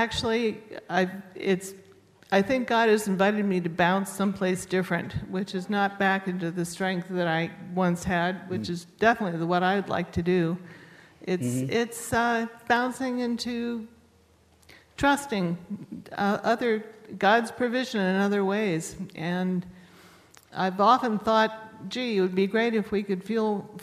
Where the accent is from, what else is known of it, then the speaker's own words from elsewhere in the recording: United States; I'm an American and a Presbyterian